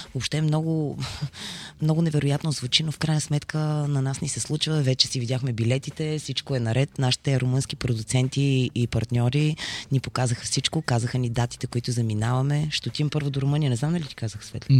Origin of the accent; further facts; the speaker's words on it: Bulgaria; ние сме българи